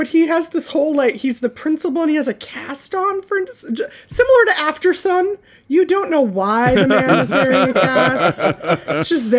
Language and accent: English; United States; accent: American; My accent is just horrifyingly American.